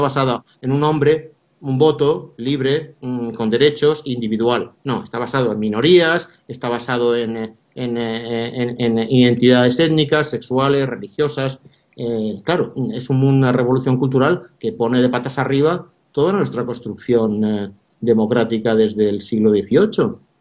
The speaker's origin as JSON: {"language": "Spanish", "country": "Spain", "said": "nuestra tradición democrática"}